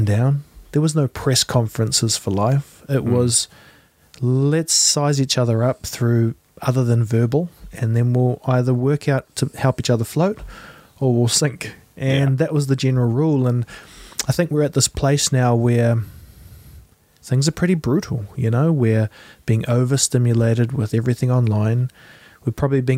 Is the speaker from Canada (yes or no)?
no; New Zealand; I'm from New Zealand